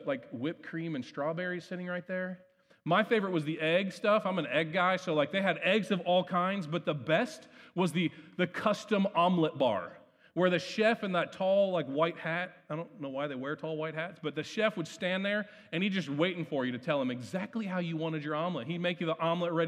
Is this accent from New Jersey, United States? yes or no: no; Ohio, United States; growing up in Ohio